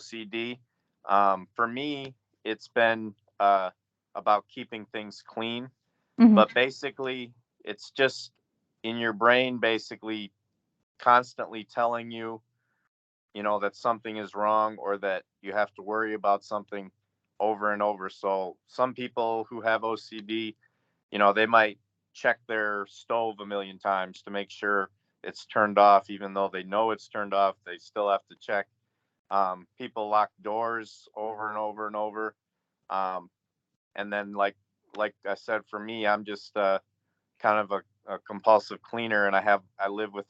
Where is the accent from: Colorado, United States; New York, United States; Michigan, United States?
Michigan, United States; Grand Rapids; my background is basically growing up in Michigan. Grand Rapids, Michigan